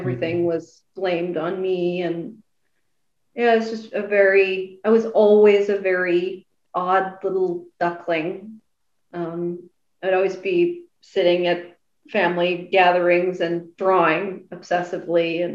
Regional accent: Nashville, Tennessee, United States; now in New York, United States; I moved to New York because I was born in New York, but then I moved to Nashville when I was 5

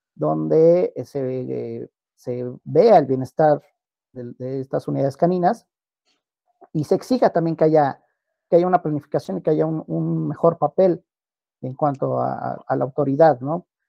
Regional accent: Mexico; Nosotros propiamente como mexicanos

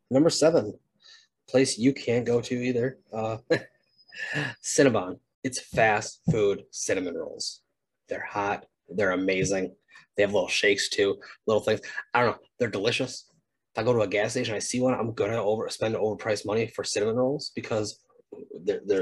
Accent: Wisconsin, United States; Uh, born and bred in Wisconsin. It's a Wisconsin home treat.

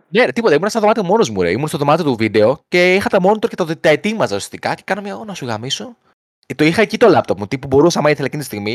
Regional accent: Greece; από την Ελλάδα είμαι

